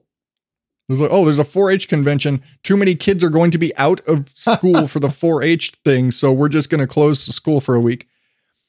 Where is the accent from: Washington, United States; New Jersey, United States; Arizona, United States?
Arizona, United States; Phoenix; also born or lived in Morenci, Arizona; when I was a kid, I lived in Phoenix, but I was born in Morenci